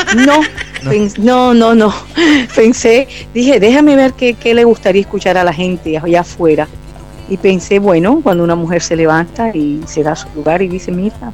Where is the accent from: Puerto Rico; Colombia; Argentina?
Colombia; Barranquilla, Atlántico; Nací en Barranquilla, Colombia, de madre colombiana y padre italiano.